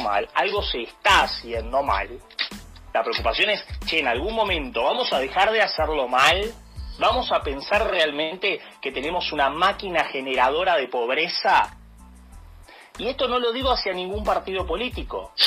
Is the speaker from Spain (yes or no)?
no; Argentina; como argentinos